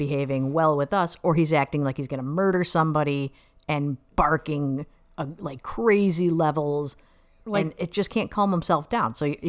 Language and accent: English; Ohio, United States; moved away; I grew up in Ohio.